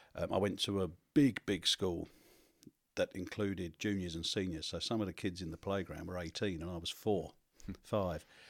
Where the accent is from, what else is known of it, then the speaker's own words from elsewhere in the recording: London, United Kingdom; I came from South East London